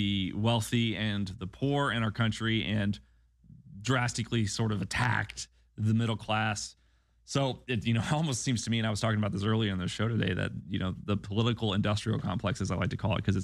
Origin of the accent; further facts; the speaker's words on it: Illinois, United States; moved away; I grew up in Illinois, and there was constant frustration in the rural communities of Illinois, of which I was a part